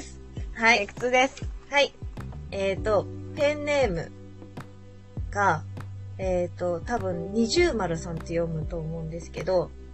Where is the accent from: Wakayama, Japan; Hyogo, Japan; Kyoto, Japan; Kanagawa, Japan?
Kanagawa, Japan; 私神奈川出身なので、神奈川の海といったら江ノ島なんですよ。